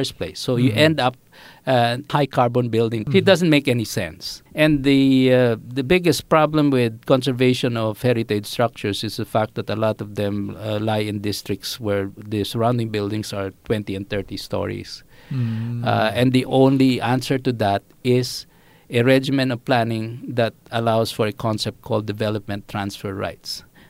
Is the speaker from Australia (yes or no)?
no; Quezon City, Metro Manila, Philippines; moved away as an adult; also born or lived in Singapore; I grew up in Project 4, which is not exactly the best place to go up